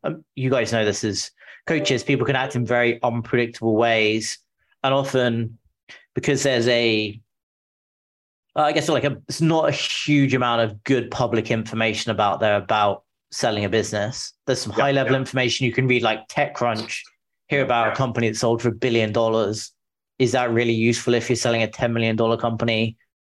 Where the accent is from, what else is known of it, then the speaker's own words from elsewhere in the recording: England, United Kingdom; moved away as an adult; now in San Francisco, United States; I'm from the UK, from England originally. I moved to the US five years ago now.